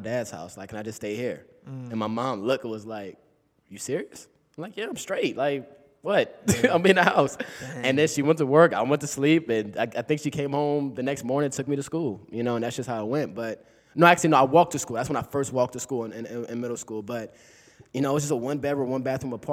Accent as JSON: {"language": "English", "town": "Inglewood", "region": "California", "country": "United States", "tie": "born or raised there", "said": "I'm from Inglewood, California, man. I grew up right off of Rosecrans and Fremona"}